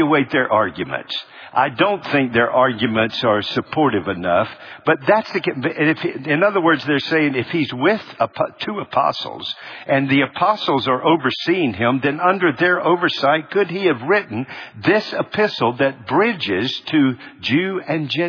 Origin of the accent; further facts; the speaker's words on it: Charlotte, North Carolina, United States; growing up in Charlotte